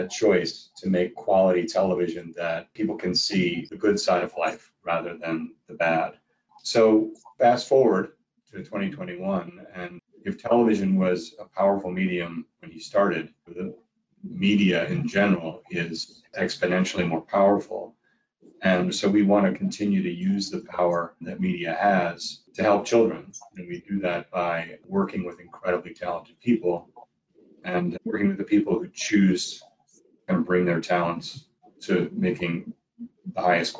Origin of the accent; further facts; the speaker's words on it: Bronx, New York, United States; this young girl who looks a lot like I looked when I grew up in the Bronx